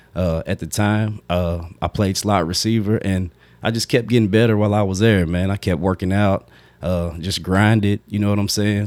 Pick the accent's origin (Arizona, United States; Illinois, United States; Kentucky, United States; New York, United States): Kentucky, United States; Frankfort; growing up in Frankfort, a small town, everybody knows everybody